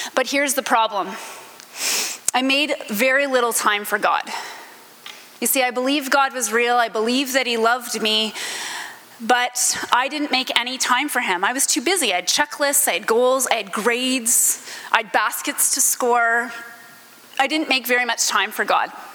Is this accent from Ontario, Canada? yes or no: yes; Stratford, Ontario, Canada; now in Niagara-on-the-Lake, Canada; I grew up in Stratford, Ontario